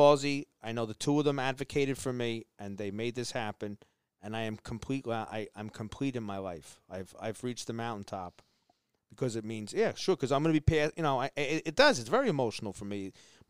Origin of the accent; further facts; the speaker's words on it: North Arlington, New Jersey, United States; You know, I grew up in North Arlington. That's my home.